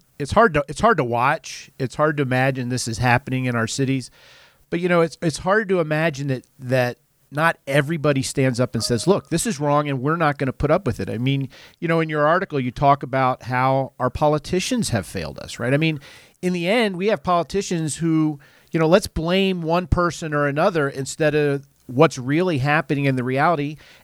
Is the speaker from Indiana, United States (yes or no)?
no; Philadelphia, Pennsylvania, United States; I grew up in Philly